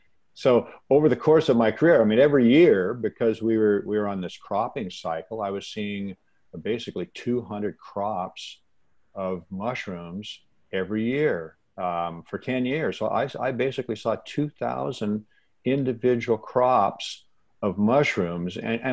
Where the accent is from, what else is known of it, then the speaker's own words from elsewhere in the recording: Washington, United States; I was born and raised in the Pacific Northwest of the United States, in Washington, actually. And we are an evergreen area. We get lots of rain. We have lots of forests.